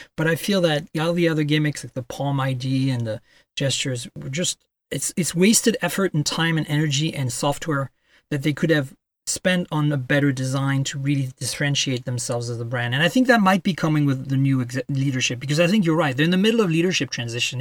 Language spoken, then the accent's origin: English; France; also born or lived in Canada; now in United States; I grew up in France